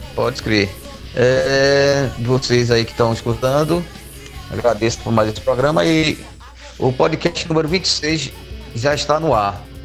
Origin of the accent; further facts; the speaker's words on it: Bahia, Brazil; eu sou baiano, torcedor do Vitória